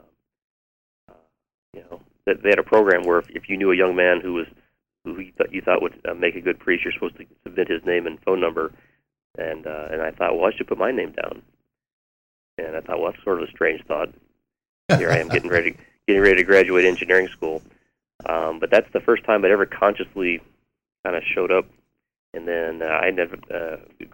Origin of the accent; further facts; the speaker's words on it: Aurora, Colorado, United States; moved away as an adult; I'm a priest of Denver, Colorado. I grew up in Aurora